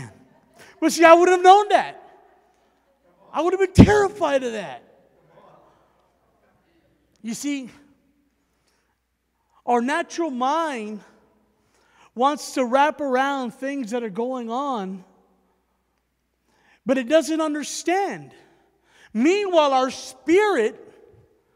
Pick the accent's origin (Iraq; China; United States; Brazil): United States; San Antonio, Texas; moved away as an adult; also born or lived in Alabama; I was born and raised in San Antonio, Texas